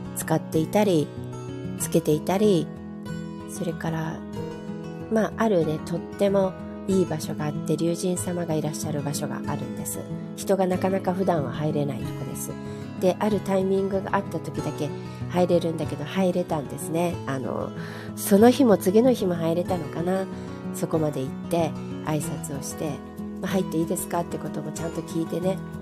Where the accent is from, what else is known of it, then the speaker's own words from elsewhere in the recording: Japan; 日本はもちろん自分の母国だから好きだけども